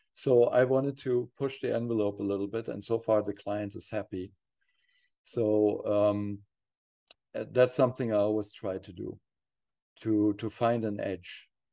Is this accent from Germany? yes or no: yes; near Frankfurt, Hesse, Germany; also born or lived in Kassel, Germany; we were bo-, uh, both, uh, growing up near Frankfurt, Germany